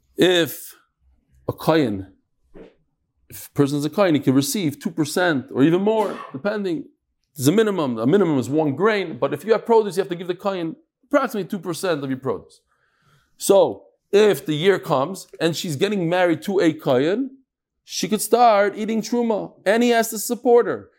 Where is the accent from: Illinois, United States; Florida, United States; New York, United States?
New York, United States; growing up in New York